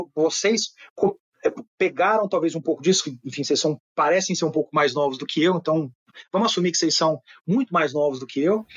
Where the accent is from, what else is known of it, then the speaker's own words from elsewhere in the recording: Uberaba, Minas Gerais, Brazil; moved away; nasci em Uberaba, Minas Gerais, cidade de 300 mil habitantes, não é uma cidade pequena não tinha uma livraria.